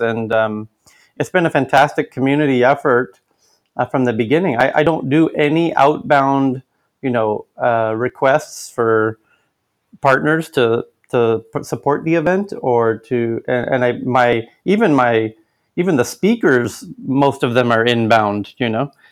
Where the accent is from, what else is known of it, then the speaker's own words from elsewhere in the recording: United States; now in Stockholm, Sweden; as an American